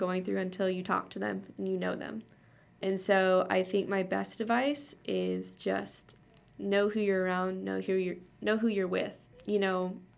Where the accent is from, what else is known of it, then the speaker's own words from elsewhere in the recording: Cincinnati, Ohio, United States; I'm from Cincinnati, Ohio